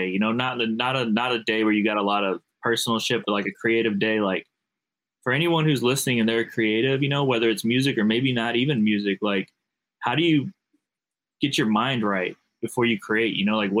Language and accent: English; St. Louis, Missouri, United States; You know I'm from St. Louis, bro.